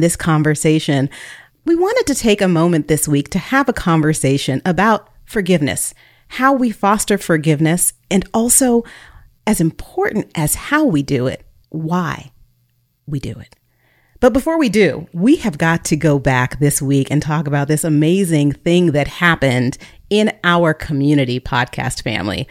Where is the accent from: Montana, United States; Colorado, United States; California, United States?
California, United States; Bay Area; also born or lived in North Texas; now in Texas, United States; I was born and raised in the Bay Area